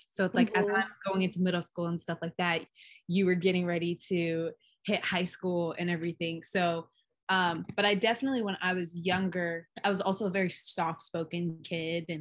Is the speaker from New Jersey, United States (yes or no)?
no; Hawaii, United States; we grew up in Hawaii.